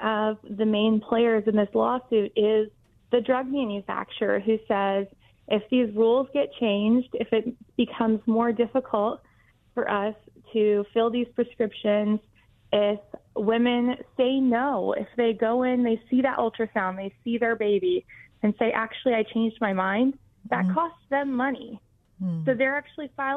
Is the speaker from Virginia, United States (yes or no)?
no; Florida, United States; here in my home state of Florida